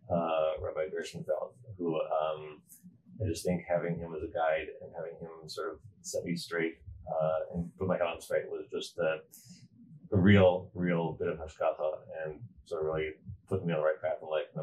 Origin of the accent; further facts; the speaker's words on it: Atlanta, Georgia, United States; also born or lived in Montreal / Providence / Brooklyn / Jerusalem; now in Baltimore, United States; I was born in Montreal. I went to Atlanta for high school. Then I was in Providence and Brooklyn, Jerusalem, Passaic, and here in Baltimore.